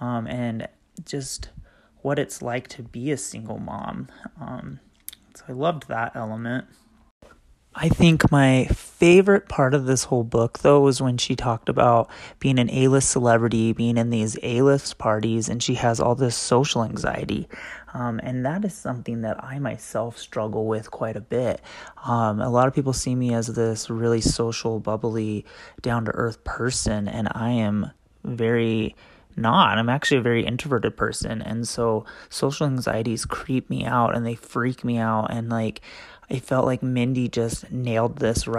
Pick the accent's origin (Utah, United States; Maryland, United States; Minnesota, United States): Utah, United States; I am from the Utah area